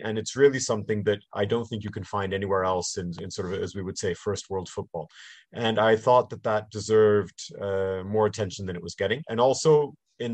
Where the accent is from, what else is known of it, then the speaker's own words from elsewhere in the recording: Canada; born there; accent: slight North American; I am bilingual. My mother's family is English, and I was born in Canada and went to international schools. So that explains my English and also my slight North American accent.